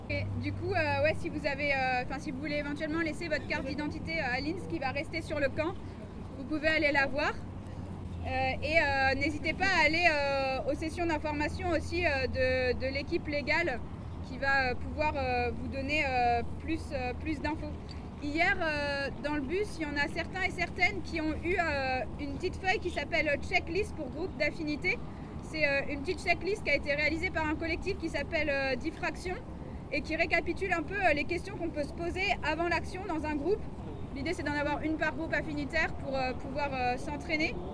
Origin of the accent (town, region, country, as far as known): France